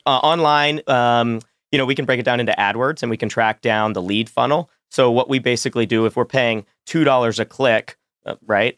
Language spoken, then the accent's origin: English; Roanoke, Virginia, United States; I'm eight years old. I'm from Roanoke, Virginia